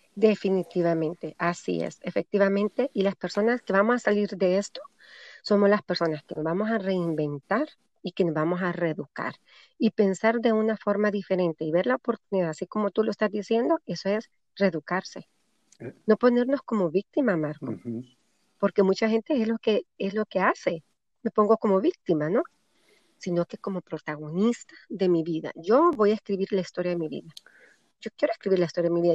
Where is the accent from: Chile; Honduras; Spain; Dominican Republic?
Honduras; moved away; en mi país, en Honduras